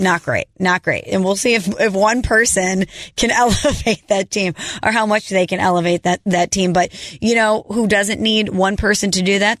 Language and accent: English; St. Louis, Missouri, United States; I am a girl from Saint Louis